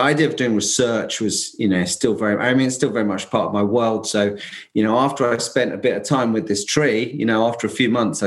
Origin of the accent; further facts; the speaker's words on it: London, United Kingdom; moved away as an adult; now in Essex, United Kingdom; I'm actually in that little old island, England, about an hour northeast of London, where I come from